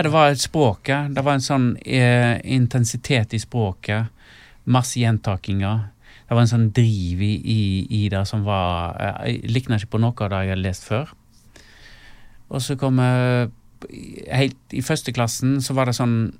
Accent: Stord, Vestland, Norway; moved away as an adult; da måtte jeg flytte vekk ifra Stord

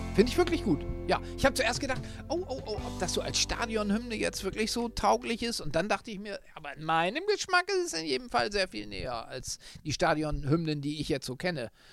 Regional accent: Northern Germany, Germany; moved away as an adult; now in Munich, Germany; der als Norddeutscher jetzt schon viele Jahre in München wohnt

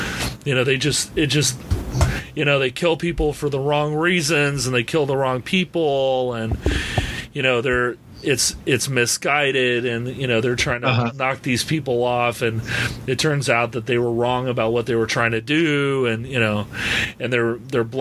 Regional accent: United States; I'm an American

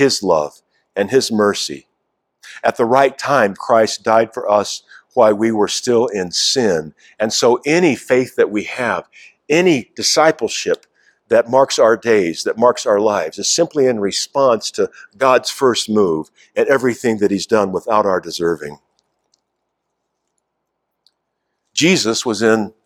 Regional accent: United States; our life together as American citizens

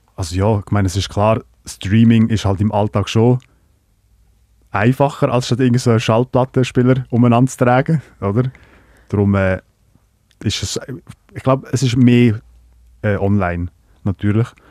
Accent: Lucerne, Switzerland; also born or lived in Croatia; meiste Zeit halt in Kanton Luzern unterwegs gewesen, am Hasseln und äh, zu Hofteren aufgewachsen, die grösste Teil

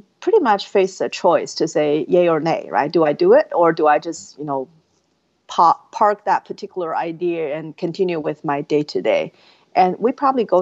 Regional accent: Inner Mongolia, China; moved away as an adult; now in United States; I was born and raised in China. I was from a remote province called Inner Mongolia

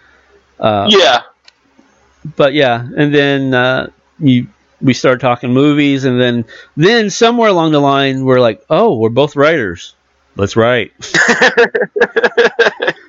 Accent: California, United States; moved away; also born or lived in Arkansas; I'm from California

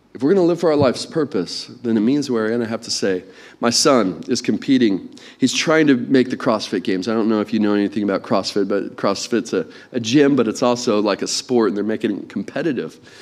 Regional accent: England, United Kingdom; accent: English; my inferior English accent

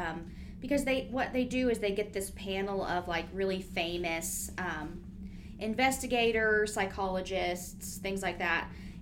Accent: United States; we're American.

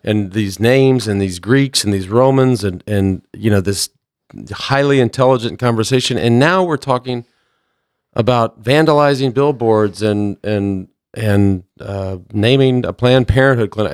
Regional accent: Plano, Texas, United States; growing up in Plano, I was just a little white trash kid

